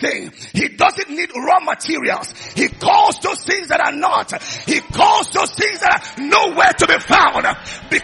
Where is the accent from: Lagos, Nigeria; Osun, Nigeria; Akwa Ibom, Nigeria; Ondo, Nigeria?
Akwa Ibom, Nigeria; Oron; I'm from Oron in Akwa Ibom State